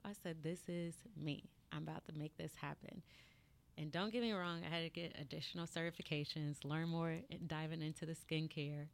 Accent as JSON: {"language": "English", "town": "Marietta", "region": "Georgia", "country": "United States", "said": "I am from Marietta, Georgia."}